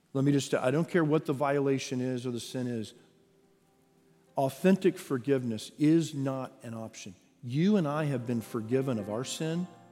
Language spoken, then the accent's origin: English; Texas, United States; I am born and raised in Texas